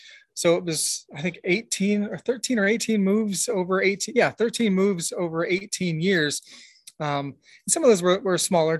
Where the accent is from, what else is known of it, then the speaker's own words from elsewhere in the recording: Tacoma, Washington, United States; born there; I was born in Tacoma, Washington, military kid. So, you know, we moved around a ton.